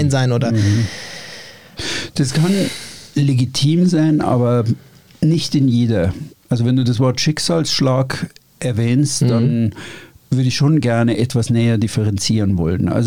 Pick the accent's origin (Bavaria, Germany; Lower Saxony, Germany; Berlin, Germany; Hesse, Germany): Bavaria, Germany; Ich komme aus Oberbayern, ich bin immer an Seen gewesen, okay, soweit so gut. Ich bin ein Paddelboot gefahren, so.